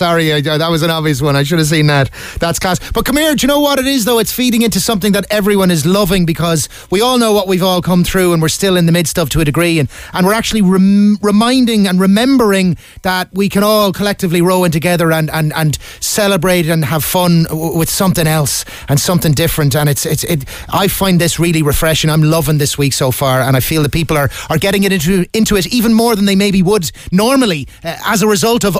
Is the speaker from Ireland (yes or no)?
yes; Cork, Munster, Ireland; but most importantly, I'm from Cork.